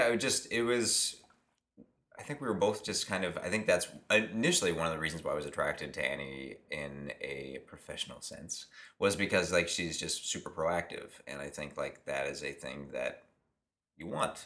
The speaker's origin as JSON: {"language": "English", "town": "Pittsburgh", "region": "Pennsylvania", "country": "United States", "also_born_or_lived": "Boston area", "moved": "as an adult", "lives_now": "Los Angeles, United States", "said": "I'm from Pittsburgh"}